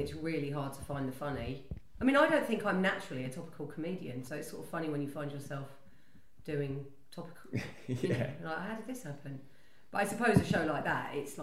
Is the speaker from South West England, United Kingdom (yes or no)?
no; Greenford, London, United Kingdom; I grew up in North West London, Greenford, which is, if you know the tube map, quite near the end of the Central Line